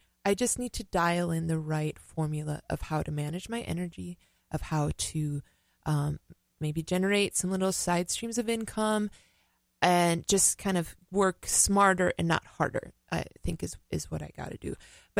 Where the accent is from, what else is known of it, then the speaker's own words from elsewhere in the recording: Minneapolis, Minnesota, United States; moved away as an adult; No, I grew up in Minneapolis.